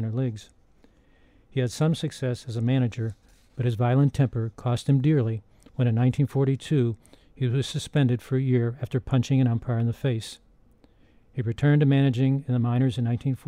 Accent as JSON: {"language": "English", "town": "Pittsburgh", "region": "Pennsylvania", "country": "United States", "tie": "born or raised there", "said": "When Anita and I were growing up in the Pittsburgh area in the late 1940s and 1950s"}